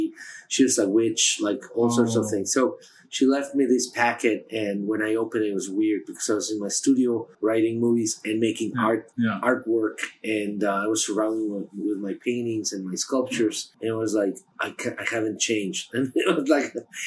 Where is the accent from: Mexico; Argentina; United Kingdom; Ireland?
Mexico; Mexico City; moved away as an adult; now in New York, United States; I was born in Mexico City